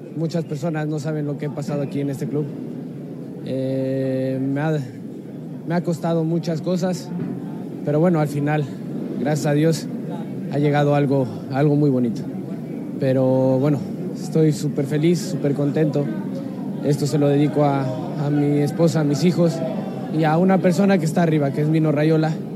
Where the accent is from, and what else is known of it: Mexico; moved away as an adult; now in Naples, Italy